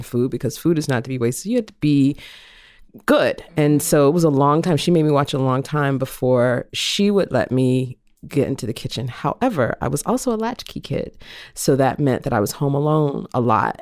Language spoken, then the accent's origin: English; the South, United States; I was raised in the South